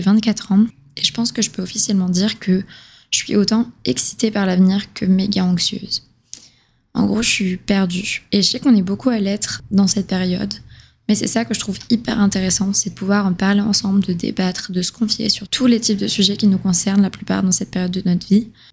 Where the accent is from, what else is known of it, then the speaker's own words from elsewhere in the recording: southern France, France; moved away as an adult; now in Montreal, Canada; je viens du sud de la France, mais je vis à Montréal depuis deux ans